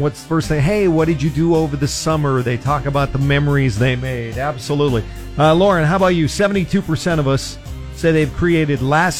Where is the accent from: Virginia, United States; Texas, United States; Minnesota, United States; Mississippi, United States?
Minnesota, United States; born or raised there; now in California, United States